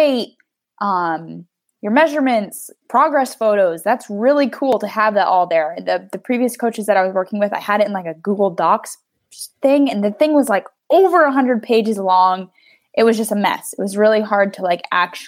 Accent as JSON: {"language": "English", "country": "United States", "said": "I'm an American"}